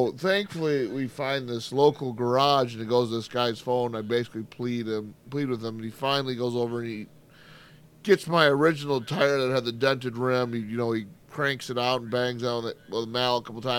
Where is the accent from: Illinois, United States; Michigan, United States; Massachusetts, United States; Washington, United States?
Michigan, United States; I'm from Michigan